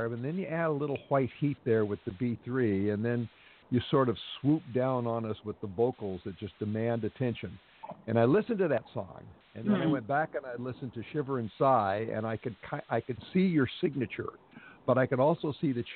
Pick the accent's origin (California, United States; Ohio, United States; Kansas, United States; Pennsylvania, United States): California, United States; Los Angeles; a crazy mega city like my hometown here in Los Angeles